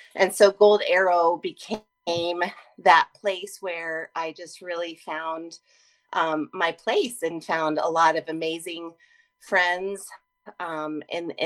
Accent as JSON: {"language": "English", "region": "Colorado", "country": "United States", "said": "I'm from Colorado with lots of camps"}